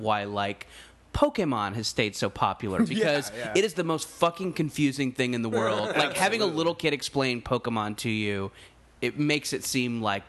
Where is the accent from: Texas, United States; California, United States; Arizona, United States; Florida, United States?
California, United States; Orange County; At least growing up in Orange County